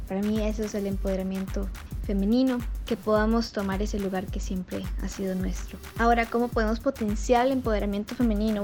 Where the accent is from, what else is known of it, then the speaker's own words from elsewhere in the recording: Cañas, Guanacaste, Costa Rica; soy de Cañas, Guanacaste